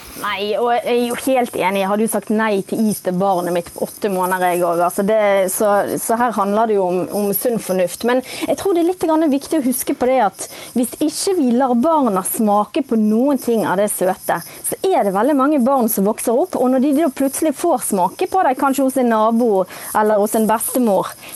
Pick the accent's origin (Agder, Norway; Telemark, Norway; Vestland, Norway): Vestland, Norway; Bergen; nå er jeg fra Bergen.